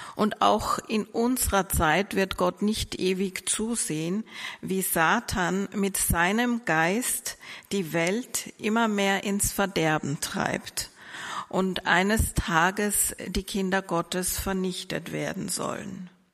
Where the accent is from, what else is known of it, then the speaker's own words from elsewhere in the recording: Vienna, Austria; moved away as an adult; now in Mannheim, Germany; ich komme ursprünglich aus Österreich. Ich bin in Wien geboren und groß geworden